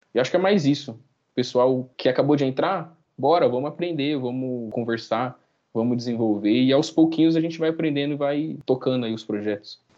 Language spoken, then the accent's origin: Portuguese; Brazil